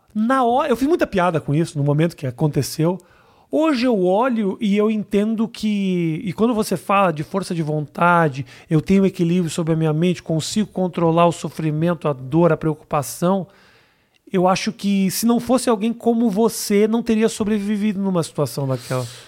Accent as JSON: {"language": "Portuguese", "region": "Rio Grande do Sul", "country": "Brazil", "tie": "born or raised there", "moved": "yes", "said": "quando eu era moleque, por exemplo, no Rio Grande do Sul"}